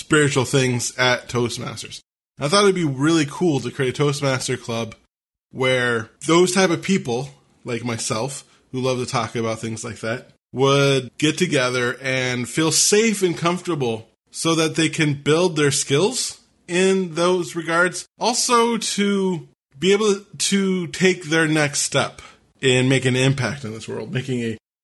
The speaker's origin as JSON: {"language": "English", "region": "Washington", "country": "United States", "said": "my home state of Washington"}